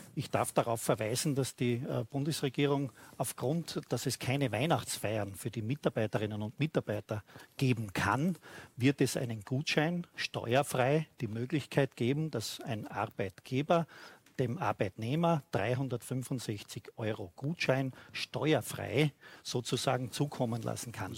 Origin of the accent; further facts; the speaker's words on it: Styria, Austria; bei uns in der Steiermark